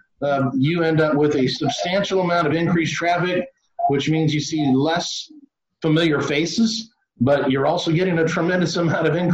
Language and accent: English; Florida, United States; my home state of Florida